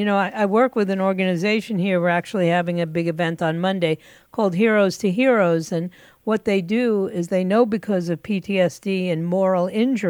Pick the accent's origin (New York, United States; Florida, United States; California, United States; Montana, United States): Florida, United States; Sunrise; my hometown in Sunrise